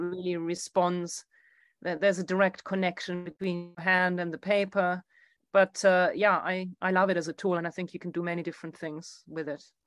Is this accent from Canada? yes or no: no; Germany; moved away; my hometown in Germany